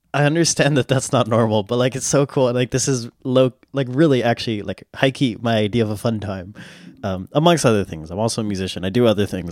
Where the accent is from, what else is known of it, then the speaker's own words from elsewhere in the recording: United States; I'm an American